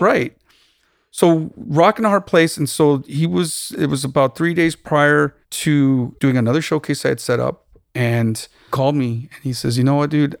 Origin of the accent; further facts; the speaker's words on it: Tucson, Arizona, United States; moved away as an adult; also born or lived in Austin / New York; now in Los Angeles, United States; I'm originally from Tucson, Arizona, born and raised